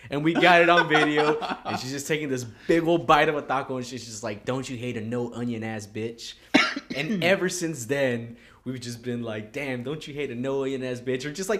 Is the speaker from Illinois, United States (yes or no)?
no; California, United States; Yeah, they're like, yeah, we know burritos. We're from California.